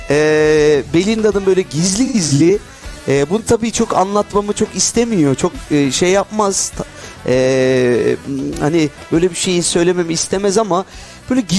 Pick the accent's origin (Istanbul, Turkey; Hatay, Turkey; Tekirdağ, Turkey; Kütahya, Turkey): Tekirdağ, Turkey; Tekirdağlı olarak. Evet bizim oralar meşhur.